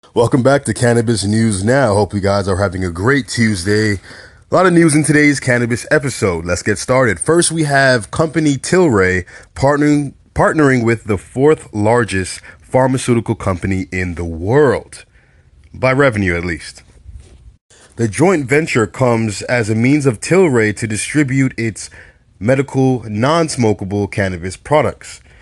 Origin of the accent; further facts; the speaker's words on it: New York City, New York, United States; my hometown, New York